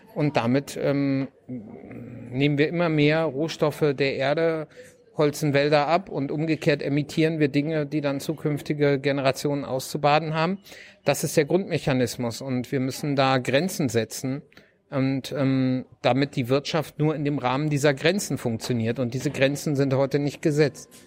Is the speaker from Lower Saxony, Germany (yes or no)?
yes; Lower Saxony, Germany; now in North Rhine-Westphalia, Germany; ich komme ursprünglich aus Niedersachsen, wohne in Nordrhein-Westfalen und ähm, habe aber den größten Teil der Zeit wirklich auf dem Land in Niedersachsen verbracht